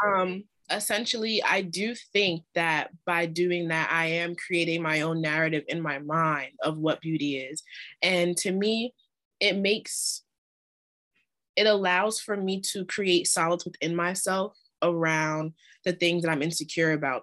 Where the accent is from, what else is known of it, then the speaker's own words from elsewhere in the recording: New York, United States; I'm from New York